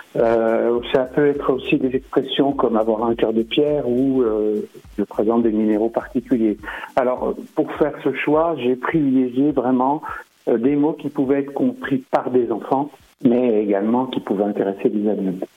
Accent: Saint-Claude, Bourgogne-Franche-Comté, France; now in Dole, France; lorsque j'étais enfant dans le Haut-Jura, parce que je suis né à Saint-Claude

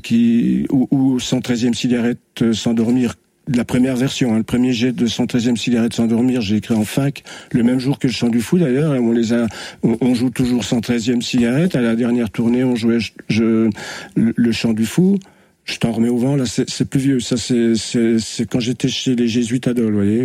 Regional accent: Dole, Bourgogne-Franche-Comté, France; je suis né à Dole, à 300 mètres d'ici d'ailleurs

